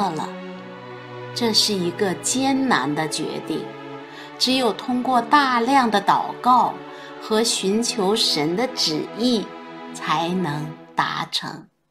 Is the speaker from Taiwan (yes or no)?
no; China; 我们中国人